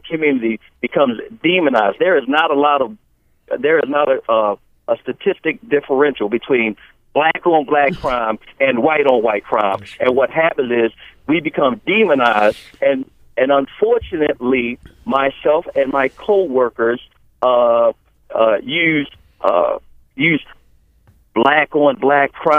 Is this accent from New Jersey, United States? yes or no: no; Baltimore, Maryland, United States; as a child growing up in Baltimore City